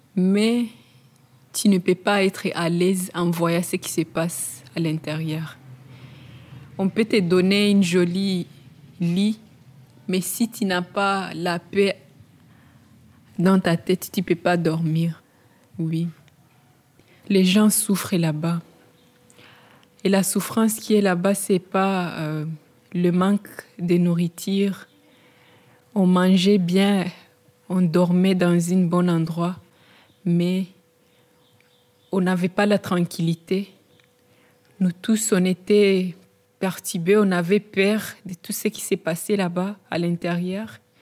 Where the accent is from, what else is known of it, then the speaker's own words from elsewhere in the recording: Burundi; moved away as an adult; now in Belgium; Moi, je viens du Burundi. Et en arrivant en Belgique, je suis allée directement au centre Holzbeek